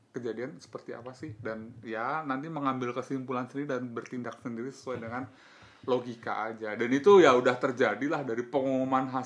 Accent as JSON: {"language": "Indonesian", "region": "Banten", "country": "Indonesia", "said": "kita lebih relate ke apa yang dilakukan sama DKI daripada di Banten sebagai warga Banten"}